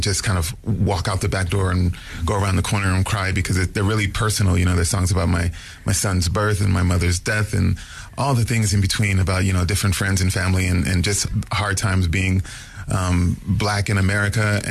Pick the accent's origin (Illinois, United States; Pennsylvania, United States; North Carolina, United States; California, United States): California, United States; also born or lived in New Jersey; I was born in New Jersey, but grew up in California, and so I had both coasts